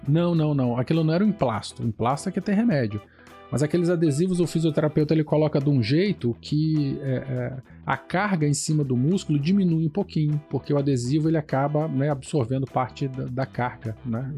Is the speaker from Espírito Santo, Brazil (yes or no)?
yes; Vila Velha, Espírito Santo, Brazil; o Renato, o Valdir, o Douglas e eu, nós somos aqui do Espírito Santo, Vila Velha